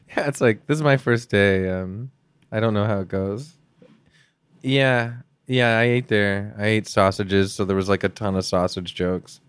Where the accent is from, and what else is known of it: Canada